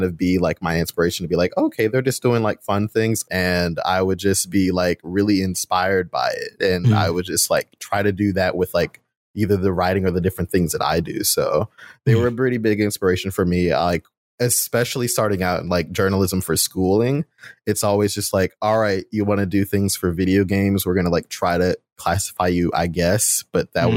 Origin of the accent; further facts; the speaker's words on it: Chicago, Illinois, United States; moved away; also born or lived in Cheyenne, Wyoming; I'm from Chicago, but I was living in Cheyenne, Wyoming for a spell. About a decade is a spell